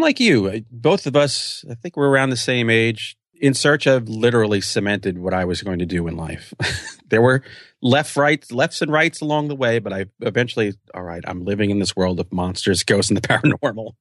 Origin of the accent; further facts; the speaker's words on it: New York, United States; I'm a New Yorker